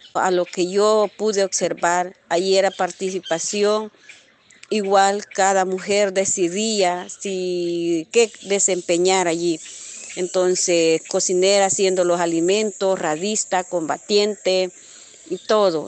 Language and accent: Spanish; El Salvador; also born or lived in Honduras; soy del Salvador, vivo en una comunidad Santa Marta heroica.